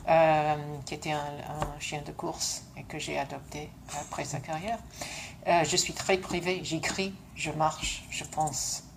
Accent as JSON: {"language": "French", "region": "London", "country": "United Kingdom", "tie": "born or raised there", "also_born_or_lived": "Montreal, Canada / South of France", "second_language": "French", "moved": "yes", "said": "je suis née à Londres parce que mes parents euh, se sont rencontrés là et on était tous élevés à Londres"}